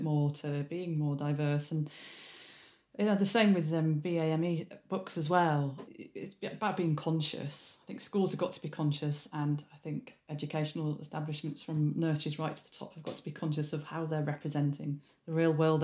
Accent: Leeds, Yorkshire and the Humber, United Kingdom; moved away; I'm from Leeds originally

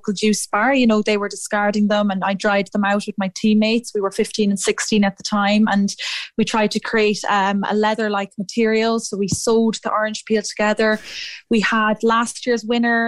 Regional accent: Athlone, Westmeath, Ireland; moved away as an adult; also born or lived in Edinburgh; I'm from Athlone myself

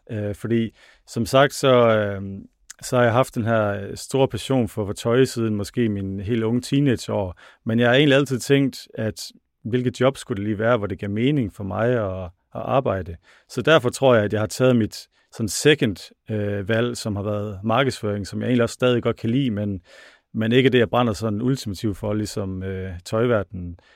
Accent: North Denmark Region, Denmark; accent: North Jutland dialect; ja, det kan I godt høre på min flot dialekt.

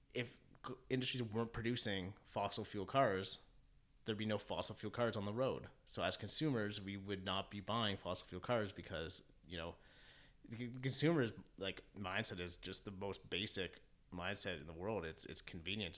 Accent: Keswick, Ontario, Canada; moved away as an adult; now in Toronto, Canada; I grew up in Keswick Ontario which is essentially 45 minutes north of Toronto

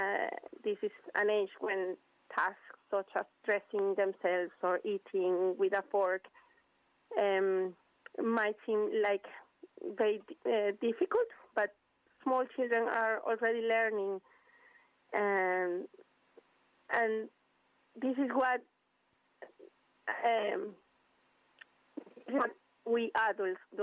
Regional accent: Venezuela; English is a second language; moved away as an adult; now in United Kingdom; I am originally from Venezuela. I moved to the UK 8 years ago, almost 9

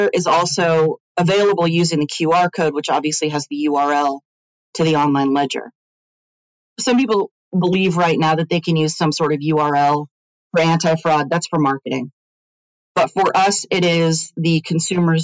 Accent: Silicon Valley, California, United States; I grew up in Silicon Valley

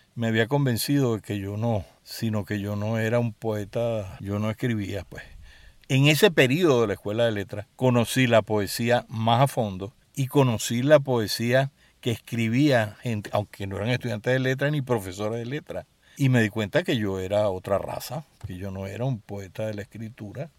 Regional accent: Caracas, Capital District, Venezuela; mi infancia estuvo muy marcada por un extraordinario colegio que era el Colegio Los Caobos

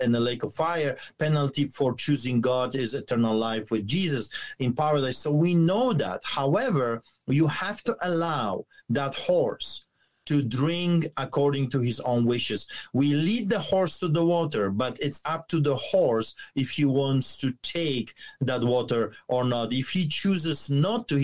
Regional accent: Poland; moved away; as you can tell by my accent, I grew up behind the Iron Curtain under the boots of the Soviets in communism and socialism

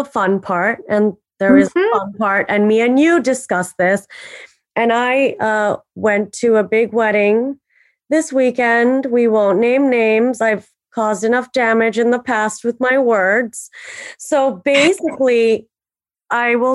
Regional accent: Miami, Florida, United States; I'm from Miami

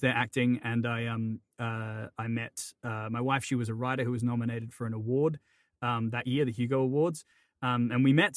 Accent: Perth, Western Australia, Australia; now in Maine, United States; where I was born in Perth, Western Australia

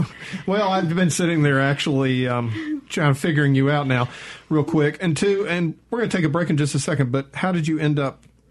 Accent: Georgia, United States; We're both from Georgia.

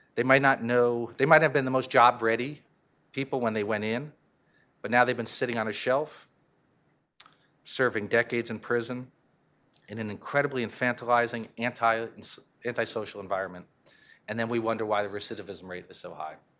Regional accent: Connecticut, United States; I'm from Connecticut

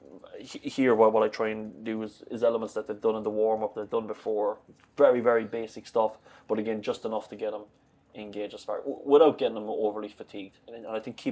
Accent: Limerick, Munster, Ireland; moved away as an adult; now in Glasgow, United Kingdom

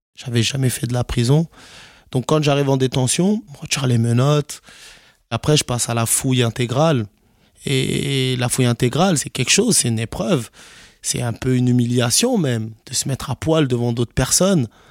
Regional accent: Garges-lès-Gonesse, Île-de-France, France; j'ai 32 ans. J'ai grandi ici, à Garges-les-Gonesses

